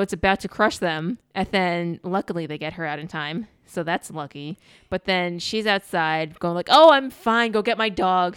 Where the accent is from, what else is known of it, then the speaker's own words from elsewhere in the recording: Northeast, United States; we grew up in the Northeast